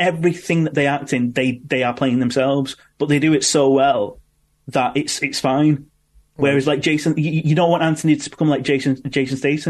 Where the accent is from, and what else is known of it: Manchester, North West England, United Kingdom; born or raised there